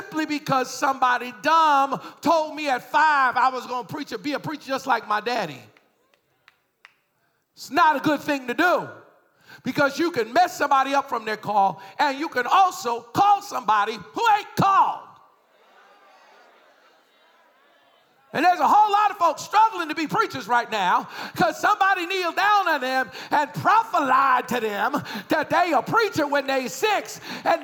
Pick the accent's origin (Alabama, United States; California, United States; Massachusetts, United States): Massachusetts, United States; Boston; I was raised in Boston.